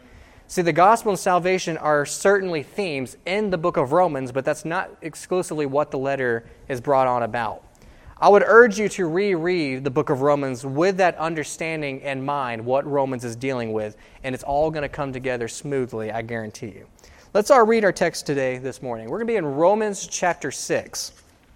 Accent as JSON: {"language": "English", "country": "United States", "said": "I am proud to be an American"}